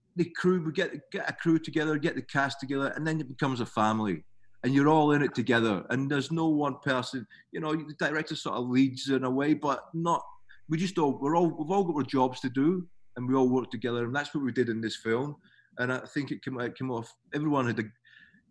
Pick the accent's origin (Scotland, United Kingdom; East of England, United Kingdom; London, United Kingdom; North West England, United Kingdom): Scotland, United Kingdom; moved away as an adult; now in Melbourne, Australia; I'm obviously Scottish